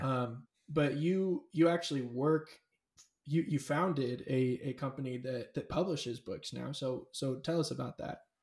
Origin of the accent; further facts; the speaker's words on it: California, United States; I grew up in California. I was raised in California.